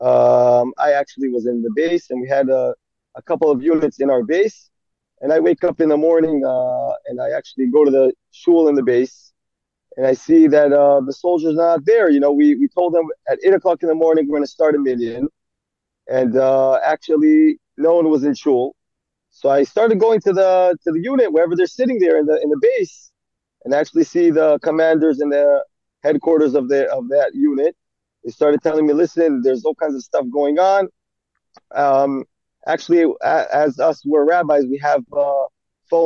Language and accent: English; Efrat, Israel; also born or lived in Jerusalem, Israel; I'm originally from Efrat in Israel